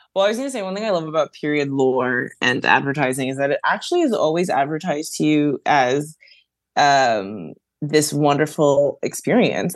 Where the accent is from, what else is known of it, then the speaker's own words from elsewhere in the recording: New York City, New York, United States; I grew up in the Bronx and I went to public school up until seventh grade